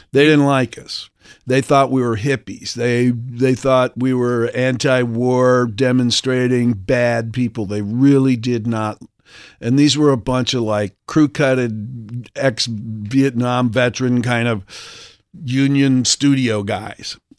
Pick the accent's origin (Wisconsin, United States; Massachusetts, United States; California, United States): Wisconsin, United States; Milwaukee; moved away; my family lived in Milwaukee, so I was born in Milwaukee